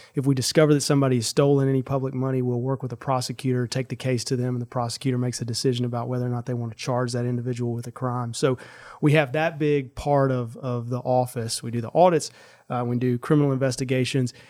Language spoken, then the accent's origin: English; Sandersville, Mississippi, United States; I grew up in Sandersville, which is a town of seven hundred people